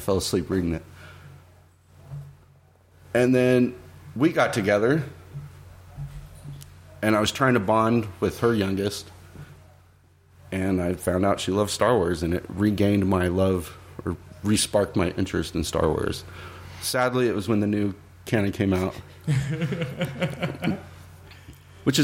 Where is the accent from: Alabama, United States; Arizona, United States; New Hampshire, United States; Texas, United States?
Arizona, United States; Yuma; moved away as an adult; also born or lived in Mesa; and I moved away from Yuma.